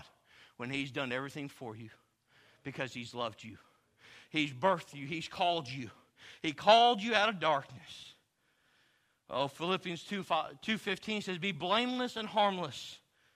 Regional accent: Texas, United States; I'm from Texas

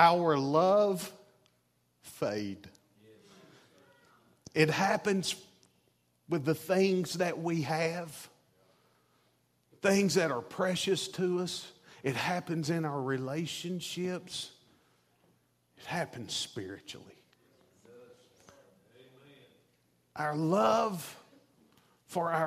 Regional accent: Chattanooga, Tennessee, United States; I'm from Chattanooga, Tennessee

